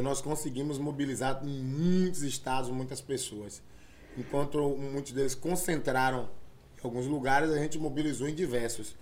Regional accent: Bahia, Brazil; enquanto negros, enquanto baianos

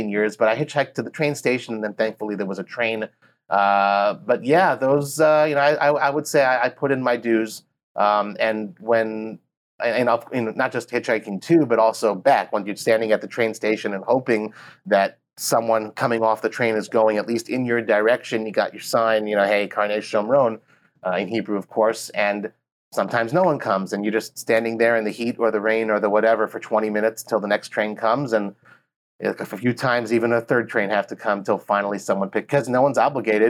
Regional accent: Los Angeles, California, United States; now in Israel; originally Los Angeles, but I live in Israel

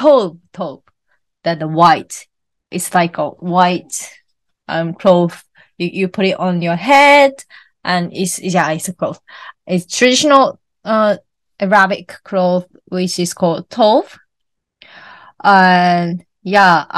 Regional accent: Japan; I'm from Japan.

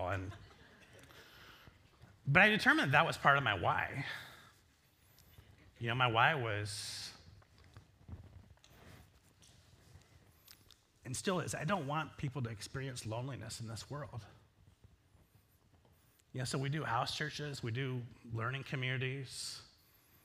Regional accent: Northwest Iowa, United States; I grew up in Northwest Iowa

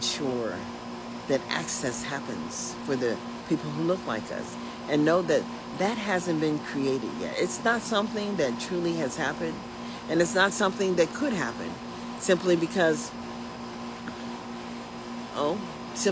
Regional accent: Sacramento, California, United States; we came from Meadowview.

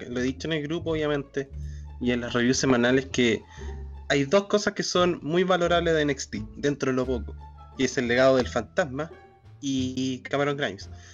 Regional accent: Araucanía, Chile

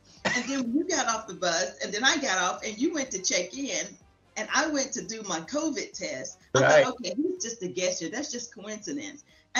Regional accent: Round Rock, Texas, United States; I'm from Round Rock, Texas. Actually, it's Round Rock, Texas. It is a suburb of Austin.

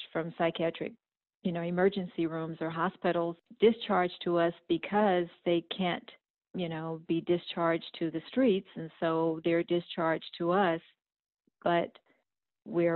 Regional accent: Houston, Texas, United States; I'm from Houston, Texas, and I work as respite team lead at a peer-run crisis respite here in Houston

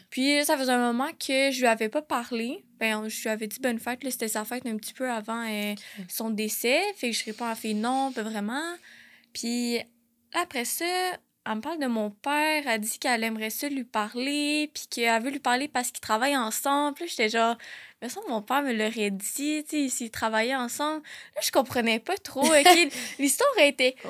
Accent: Laval, Quebec, Canada; moved away as an adult; also born or lived in South Shore of Montreal; now in Quebec City, Canada; j'ai grandi à Laval et sur la rive sud de Montréal.

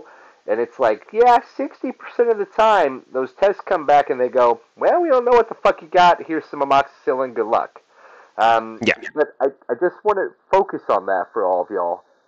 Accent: Syracuse, New York, United States; I'm from Syracuse

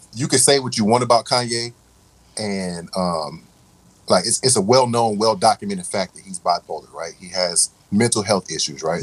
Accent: Raleigh, North Carolina, United States; moved away; I say North Carolina, and everybody, oh, you from the country, right? Like, all right, I'm from Raleigh

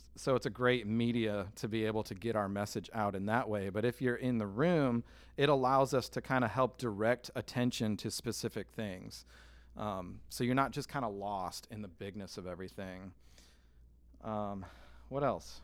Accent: Michigan, United States; moved away; I'm from Michigan

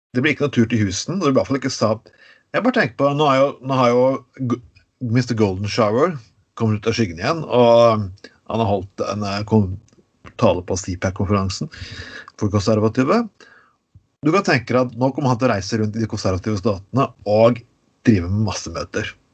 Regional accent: Skien, Telemark, Norway; Jeg vokste opp i Skien

